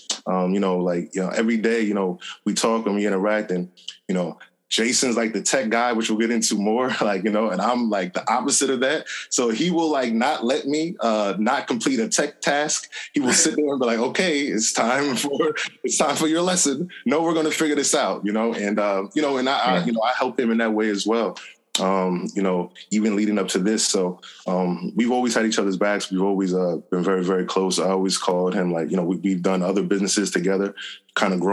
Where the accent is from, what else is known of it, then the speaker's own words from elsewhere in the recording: Montclair, New Jersey, United States; I grew up in Montclair, New Jersey.